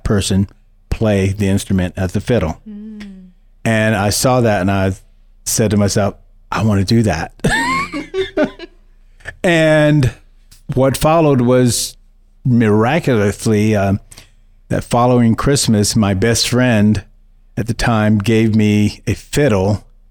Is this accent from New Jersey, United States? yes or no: yes; Newark, New Jersey, United States; also born or lived in eastern North Carolina; I grew up in Newark, New Jersey, and spent most of my summers, not most, but all of my summers on my grandparents' farm in eastern North Carolina